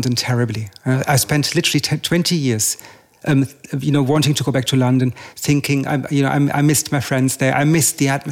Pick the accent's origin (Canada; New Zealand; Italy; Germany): Germany; also born or lived in England; now in Paris, France; I was born in Germany, I studied in England, I live in Paris